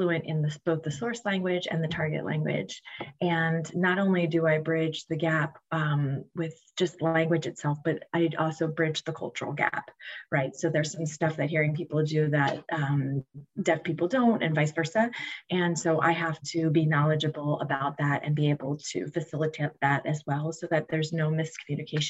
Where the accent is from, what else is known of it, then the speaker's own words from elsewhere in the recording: Lancaster, Pennsylvania, United States; I'm from Lancaster, Pennsylvania